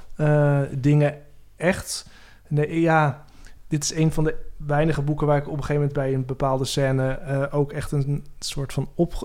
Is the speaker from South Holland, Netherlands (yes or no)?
no; Veendam, Groningen, Netherlands; moved away as an adult; also born or lived in Amsterdam; Ik kwam uit Veenda, ook zo'n gelovig dorp